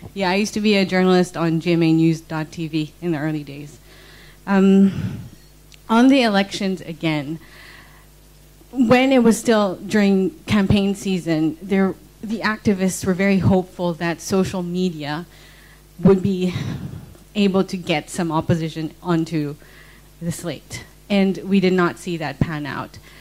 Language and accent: English; Philippines; I'm also from the Philippines